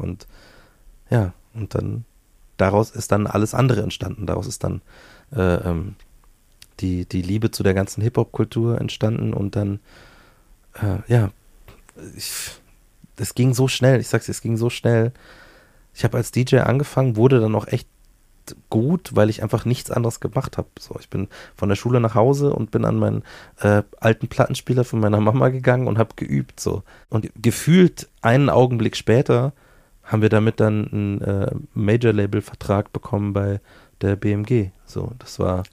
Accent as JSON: {"language": "German", "region": "Bavaria", "country": "Germany", "also_born_or_lived": "Hamburg", "accent": "Bavarian", "lives_now": "Munich, Germany", "said": "Ich habe den Dialekt ja von meiner Mutter. So, meine Mom ist äh, ähm, die, die das Bayerische in mich installiert hat"}